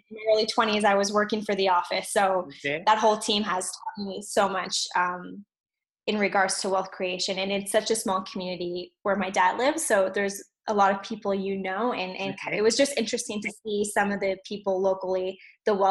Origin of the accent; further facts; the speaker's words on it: Montreal, Quebec, Canada; also born or lived in Alberta; I was actually born in Alberta and then moved here to Montreal when I was about six